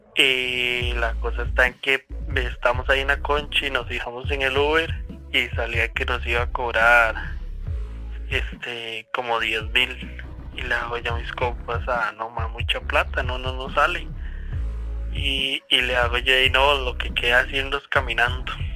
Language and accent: Spanish; Cartago, Costa Rica; nosotros somos de Cartago